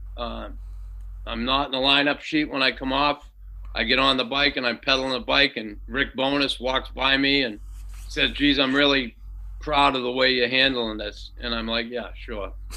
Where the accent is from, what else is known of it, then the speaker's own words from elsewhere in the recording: Boston, Massachusetts, United States; moved away; me growing up in Boston